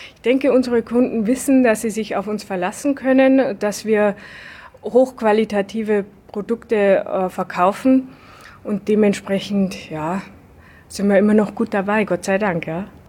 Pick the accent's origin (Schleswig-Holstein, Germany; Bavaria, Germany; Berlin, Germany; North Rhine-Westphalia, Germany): Bavaria, Germany; Lower; bei uns in Niederbayern